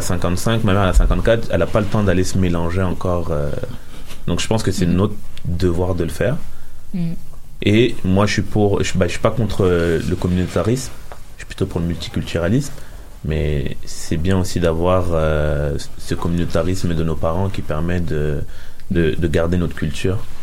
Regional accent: Paris suburbs, Île-de-France, France; now in Montreal, Canada; je viens de Paris, mais je viens de la banlieue parisienne

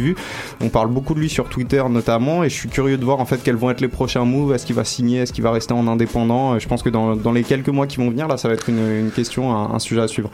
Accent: Paris, Île-de-France, France; je suis du 18e

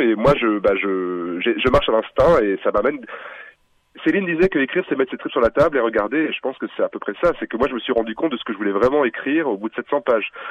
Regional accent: France; Je suis français

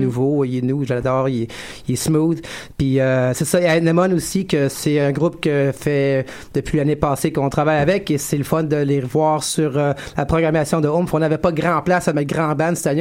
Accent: West Coast, California, United States; now in Montreal, Canada; j'ai grandi euh, sur le West Coast en Californie d'un père québécois

